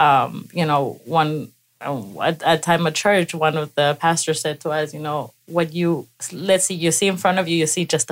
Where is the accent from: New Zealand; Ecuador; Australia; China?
Ecuador; moved away; I was raised in Ecuador